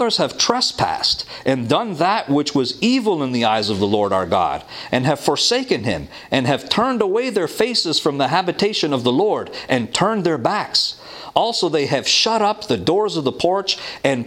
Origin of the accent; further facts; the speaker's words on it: Toronto, Ontario, Canada; I'm from Toronto